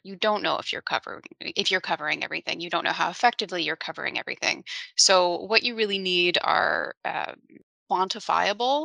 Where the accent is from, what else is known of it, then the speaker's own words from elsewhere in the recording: New Orleans, Louisiana, United States; I'm from New Orleans.